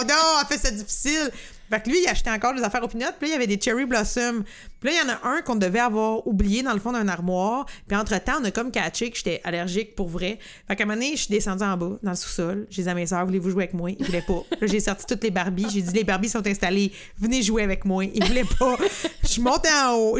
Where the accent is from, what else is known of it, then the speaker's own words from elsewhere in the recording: Lanaudière, Quebec, Canada; on vient de la Naudière